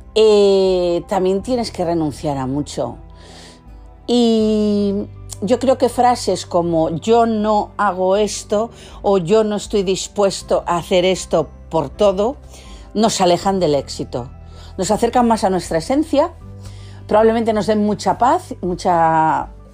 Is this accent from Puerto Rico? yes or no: no; Catalonia, Spain; los que somos catalanes